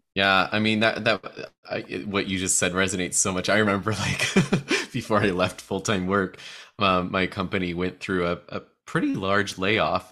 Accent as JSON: {"language": "English", "region": "Midwest", "country": "United States", "said": "as a fellow midwesterner"}